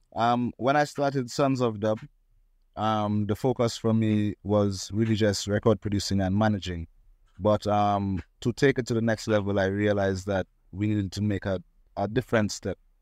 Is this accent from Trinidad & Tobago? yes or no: yes; Trinidad & Tobago; I was born in Trinidad and Tobago